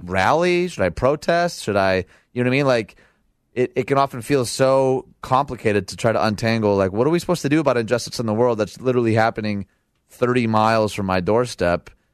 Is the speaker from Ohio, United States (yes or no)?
no; outside Detroit, Michigan, United States; now in Naperville, United States; I was raised outside Detroit